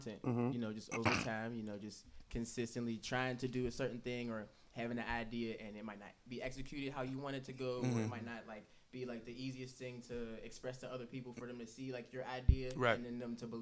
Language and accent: English; Wilkinsburg, Pennsylvania, United States; I'm from Wilkesburg, east side of Pittsburgh